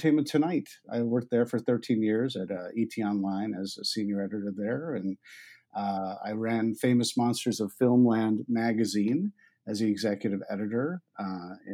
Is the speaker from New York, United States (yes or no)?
yes; New York, United States; moved away as an adult; also born or lived in Ithaca, New York; now in Los Angeles, United States; I grew up in New York